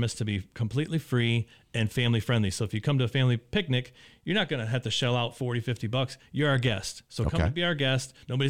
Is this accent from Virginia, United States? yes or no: no; Indianapolis, Indiana, United States; I was actually from Indianapolis originally